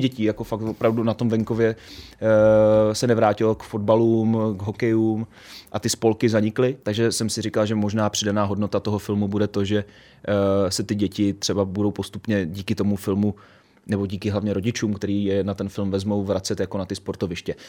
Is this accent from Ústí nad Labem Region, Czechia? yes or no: no; Pečky, Central Bohemian Region, Czechia; já jsem z Peček